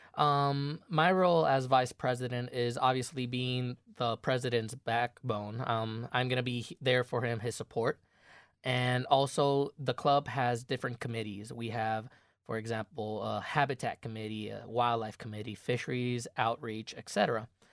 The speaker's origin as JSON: {"language": "English", "country": "Puerto Rico", "moved": "as an adult", "lives_now": "Michigan, United States", "said": "I'm an out-of-state student. I'm from Puerto Rico."}